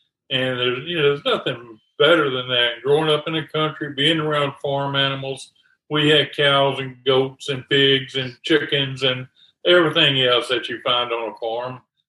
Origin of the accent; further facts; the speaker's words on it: North Louisiana, United States; now in Baton Rouge area, United States; I'm actually down in South Louisiana now. I was born up in North Louisiana